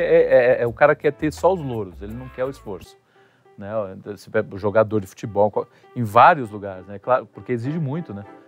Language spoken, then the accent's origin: Portuguese; Brazil; nós somos brasileiros